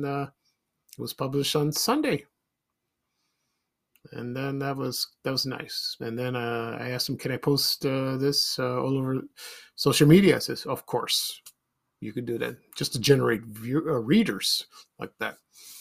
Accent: Chicago, Illinois, United States; I grew up in South Shore, Roseland, and then to Ashburn

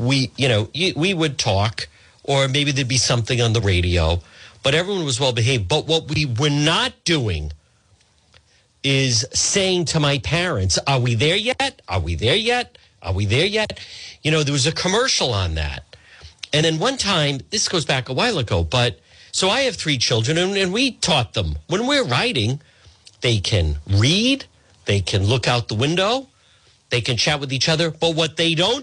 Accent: Cranston, Rhode Island, United States; when I was growing up on Ferncrest in Edgewood

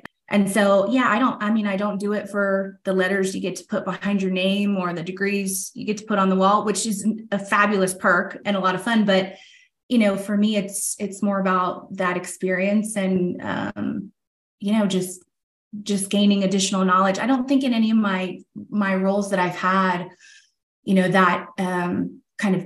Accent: Tampa, Florida, United States; Tampa's always been kind of my hometown. I grew up just outside of Tampa

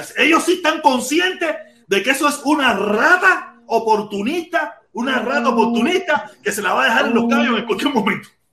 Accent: Pinar del Río, Cuba; moved away as an adult; yo soy pinareño

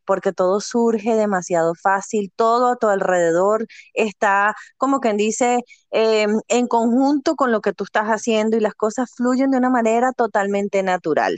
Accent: Venezuela; moved away as an adult; now in United States; soy venezolana, mamá de dos niñas, esposa, emprendedora eh, llegué aquí a este país, a Estados Unidos, hace eh, siete, casi ocho años ya.

